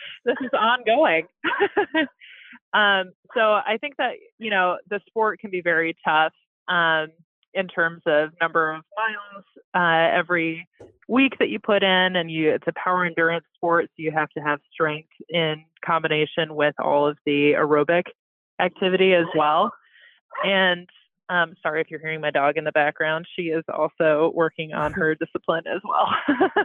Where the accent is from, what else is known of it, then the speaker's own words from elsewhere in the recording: Ann Arbor, Michigan, United States; I'm from Michigan, from Ann Arbor, Michigan, and we happen to have our public high school had a rowing team